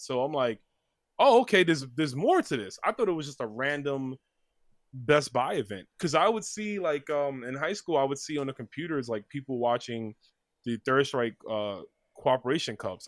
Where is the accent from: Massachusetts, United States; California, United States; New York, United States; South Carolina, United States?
New York, United States; New York City; I was born in New York, uh, Brooklyn specifically